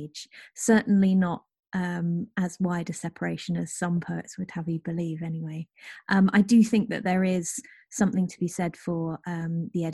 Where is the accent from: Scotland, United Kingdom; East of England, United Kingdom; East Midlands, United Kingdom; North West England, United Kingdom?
East of England, United Kingdom; rural Norfolk; now in Nottingham, United Kingdom; where I grew up, which is rural Norfolk